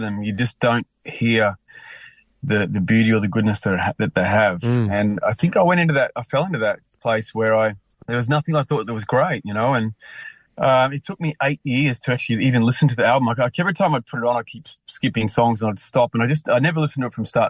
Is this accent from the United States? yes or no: no; Brisbane, Queensland, Australia; now in Byron Bay, Australia; I moved up here ages ago, And because I'm from Brisbane